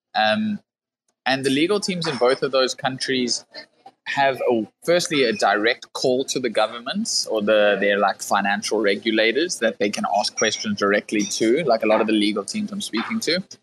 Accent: South Africa; I come from South Africa

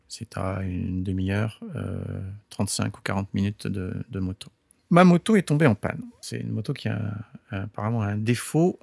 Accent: France; moved away as an adult; also born or lived in California, United States; now in Japan; je suis né en France et toute, toute ma culture, euh, toute mon éducation, euh, s'est faite au départ en, en, en France.

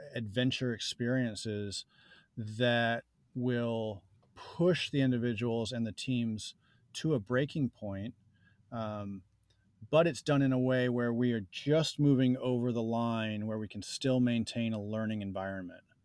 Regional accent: New Jersey, United States; I grew up in New Jersey

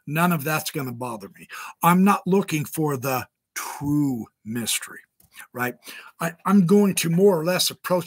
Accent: Idaho, United States; I'm from Idaho

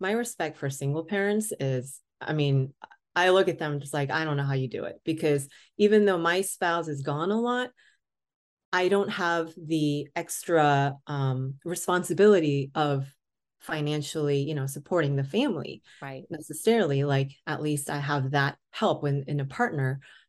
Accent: West Coast, United States; I'm originally from the West Coast.

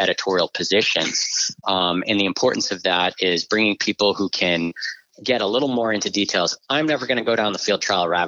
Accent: just outside of Boston, Massachusetts, United States; I grew up just outside of Boston

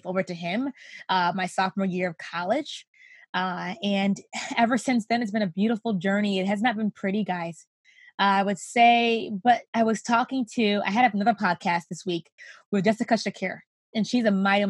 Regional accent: Rochester, New York, United States; I grew up in Rochester, New York, still here with my family

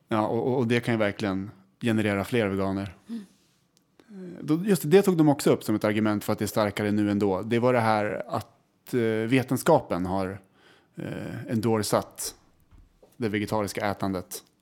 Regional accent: Västerås, Västmanland, Sweden; vi är från Västerås

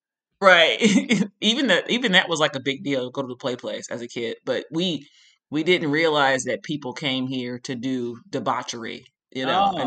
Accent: Chicago, Illinois, United States; So that's different because like me growing up in Chicago, all you see about Vegas is just like all the shit that happens on the strip and stuff.

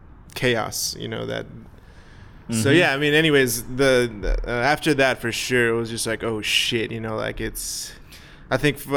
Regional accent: Texas, United States; growing up in Texas

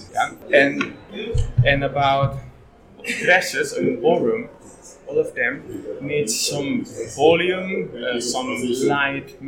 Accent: Barcelona, Catalonia, Spain; I'm from Barcelona

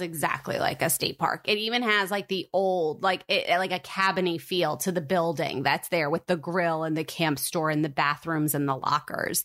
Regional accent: New Jersey, United States; born or raised there

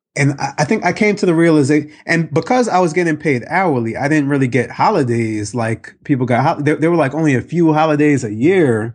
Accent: New York, United States; I grew up in New York, very diverse

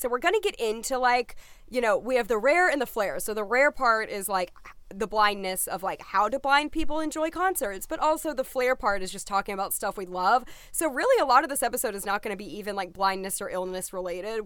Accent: the South, United States; I'm from the South

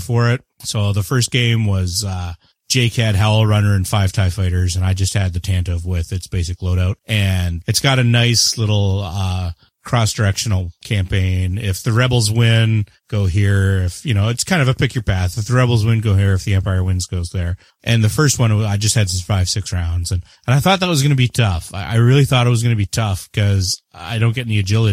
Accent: Canada; I am the Canadian.

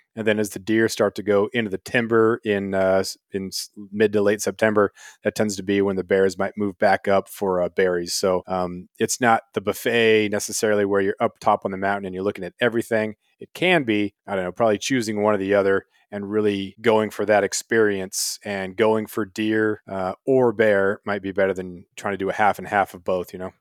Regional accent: Prince of Wales Island, Southeast Alaska, United States; also born or lived in Colorado / Ketchikan, Alaska; Moved up to, uh, Southeast Alaska, Prince of Wales Island when I was five. My parents moved up from Colorado.

